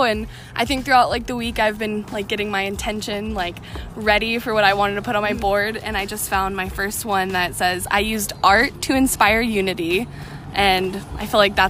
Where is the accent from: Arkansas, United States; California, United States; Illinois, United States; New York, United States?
California, United States; Visalia; I was born and raised in Visalia. I went to Golden West. I went to Valley Oak, Pinkham